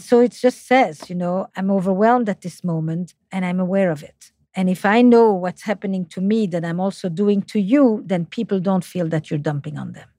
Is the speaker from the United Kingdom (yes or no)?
no; Flemish part of Belgium, Flanders, Belgium; accent: French; English is a second language; now in United States; I'm from the Flemish part of Belgium, despite my French accent in English.